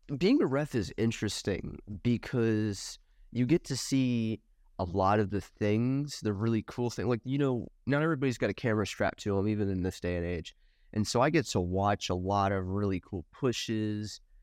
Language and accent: English; Nashville, Tennessee, United States; I grew up in backwoods, n, Tennessee, like Nashville area